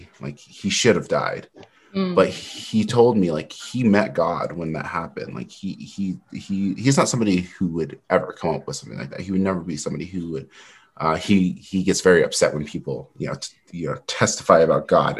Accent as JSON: {"language": "English", "region": "Utah", "country": "United States", "tie": "born there", "also_born_or_lived": "California / North Carolina", "said": "I was born in Utah, but right when I was born, I have a complicated family. So my dad at the time, he was in the military. And so we moved to California like a week after I was born."}